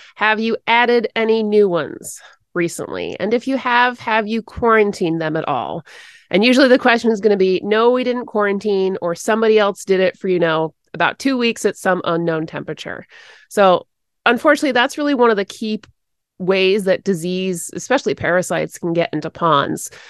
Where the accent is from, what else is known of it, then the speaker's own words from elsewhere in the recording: Connecticut, United States; also born or lived in Rhode Island; There were lots of dairy farms and horses where I grew up in Connecticut